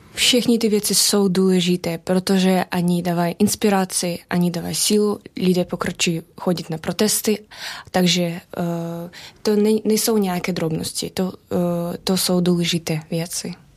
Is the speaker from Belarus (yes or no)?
yes; Belarus; Czech is a second language; now in Czech Republic; odkud jsem, říkal jsem z Běloruska